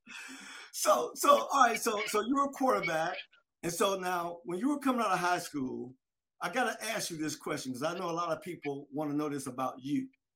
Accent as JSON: {"language": "English", "town": "Delray Beach", "region": "Florida", "country": "United States", "tie": "born or raised there", "said": "I'm from Delray Beach, which I'm from Palm Beach County, right?"}